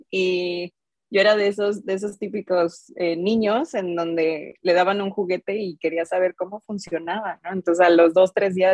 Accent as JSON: {"language": "Spanish", "region": "Mexico City", "country": "Mexico", "lives_now": "Guadalajara, Mexico", "said": "soy, soy de Ciudad de México, recién mudada a Guadalajara, la verdad."}